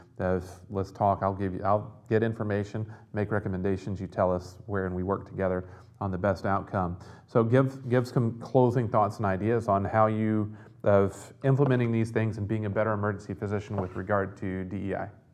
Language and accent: English; the South, United States; growing up in the South